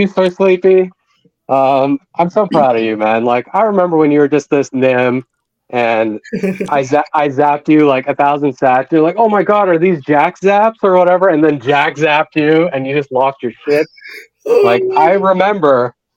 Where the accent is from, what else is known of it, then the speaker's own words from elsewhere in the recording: Canada; I'm Canadian